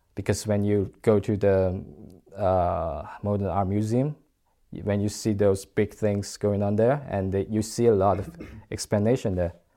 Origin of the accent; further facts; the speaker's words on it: China; moved away as an adult; I'm from China